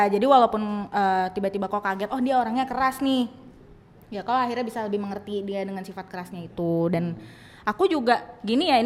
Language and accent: Indonesian; North Sumatra, Indonesia; apalagi aku Batak dan Siregar gitu